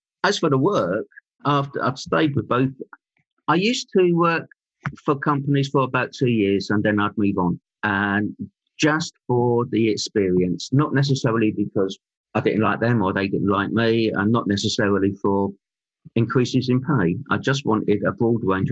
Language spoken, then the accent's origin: English; London, United Kingdom; moved away as an adult; now in Stroud, United Kingdom; I'm a London boy, and born and bred in London. I lived there till my mid-30s